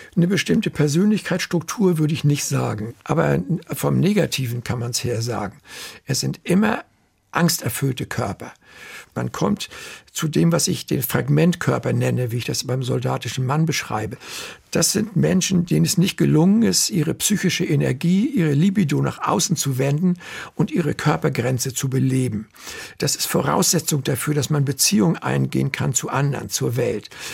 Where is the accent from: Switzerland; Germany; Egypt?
Germany